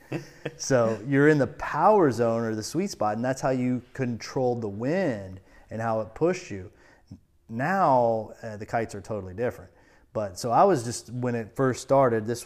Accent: Florida, United States; I, I grew up on the St. Johns River, like about an hour from the coast.

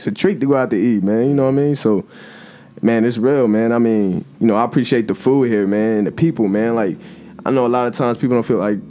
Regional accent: Dayton, Ohio, United States; moved away as an adult; also born or lived in South Carolina / Texas / Florida; now in Michigan, United States; grew up in Five Oaks, man. At the tip, towards downtown

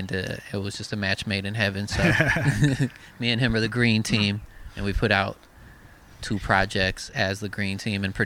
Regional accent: Eugene, Oregon, United States; I'm from Eugene, Oregon

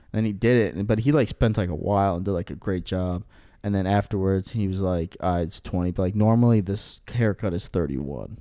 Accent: Aurora, United States; I'm from Aurora

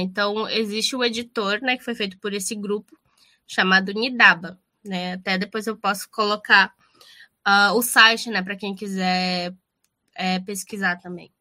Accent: Amazonas, Brazil; moved away as an adult; now in Rio Grande do Sul, Brazil; eu que vim do Amazonas e vim estudar no Rio Grande do Sul

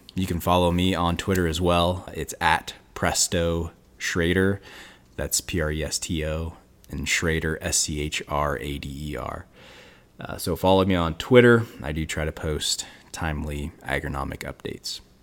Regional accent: Western Illinois, United States; I grew up in Western Illinois

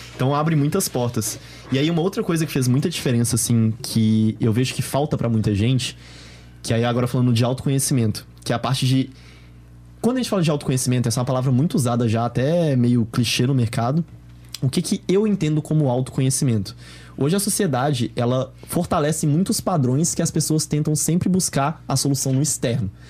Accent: Belo Horizonte, Minas Gerais, Brazil; sou de BH

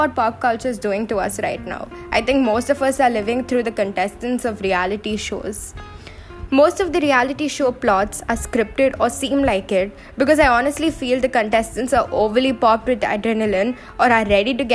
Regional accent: India; as an Indian

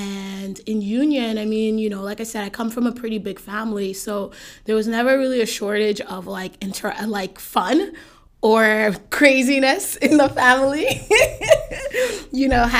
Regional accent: South East, Nigeria; moved away; Okay, so I'm from Nigeria, specifically from the southeastern region of Nigeria, so Igbo.

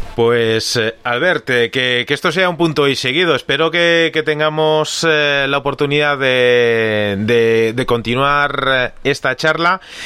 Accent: Galicia, Spain; que somos eh, gallegos

